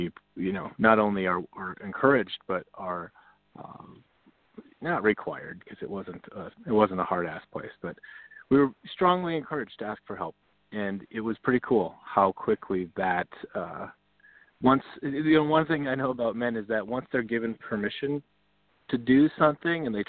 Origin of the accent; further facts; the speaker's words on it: North Dakota, United States; I grew up in North Dakota